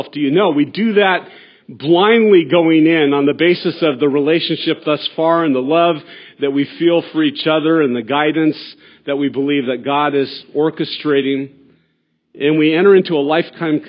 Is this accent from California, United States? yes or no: yes; Santa Barbara, California, United States; growing up in Santa Barbara as the oldest of three boys.